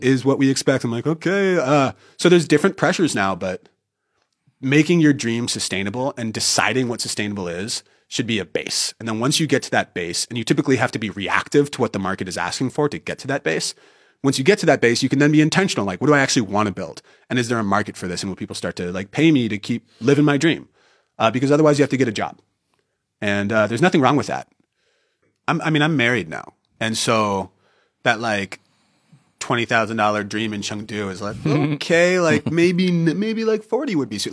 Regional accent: Northern California, United States; moved away as an adult; I was born in 1990 in Northern California

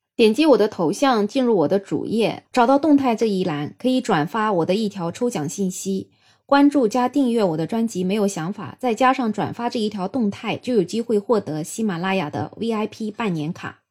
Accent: China; 我们中国人的烹饪习惯，喜欢油炸呀，喜欢在高温的情况下炒菜呀

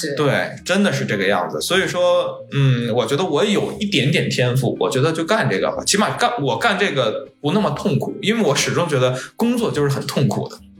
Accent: Yunnan, China; 我是云南人

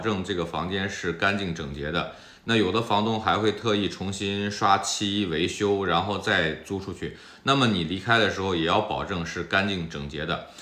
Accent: China; moved away as an adult; now in United States; 在大陆生活了几十年的我

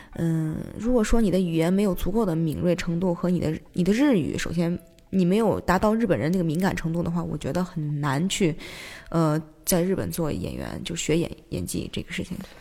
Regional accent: China; also born or lived in Japan; 因为又是只有我一个中国人

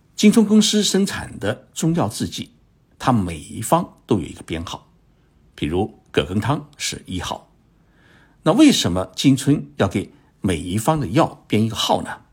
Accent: China; 我们中国人啊，没有理由做不到

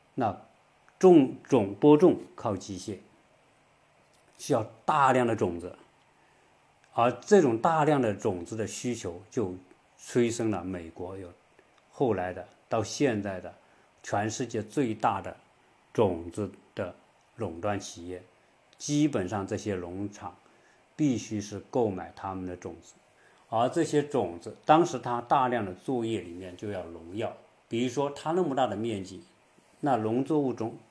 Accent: China; 我们中国人

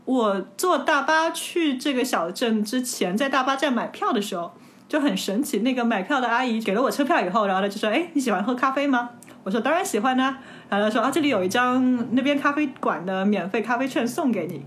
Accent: China; 我中国来的，我是中国人

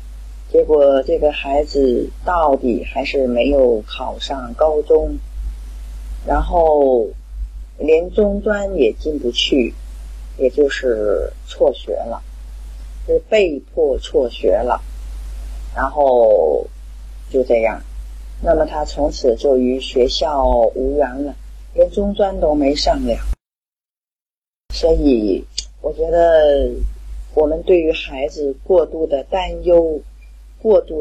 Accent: Qingdao, Shandong, China; ，今天的分享就到这里。

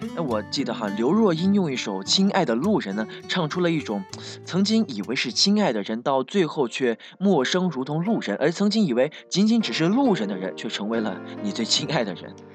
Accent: southern China, China; 一个南方人

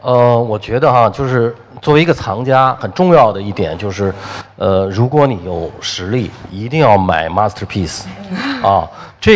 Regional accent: Shanghai, China; 我们上海人的这个素质很高

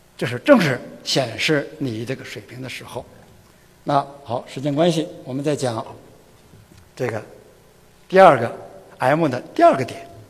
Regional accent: China; 我是中国人年龄最大的

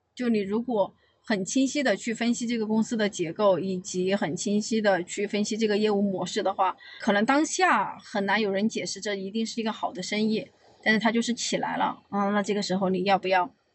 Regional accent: Yibin, Sichuan, China; moved away as an adult; also born or lived in Anhui; now in Beijing, China; 我老家是宜宾的

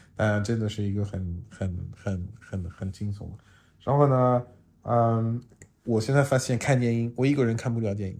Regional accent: France; Chinese is a second language; now in Shanghai, China; 我是来自法国，呃，长期住在上海

